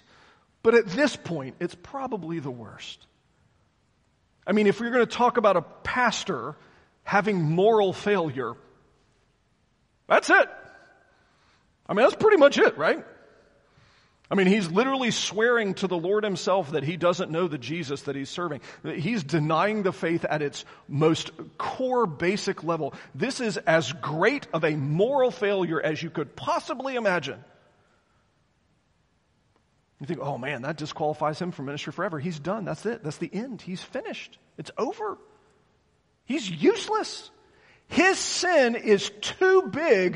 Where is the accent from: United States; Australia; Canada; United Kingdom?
United States; the South; I was raised in the South.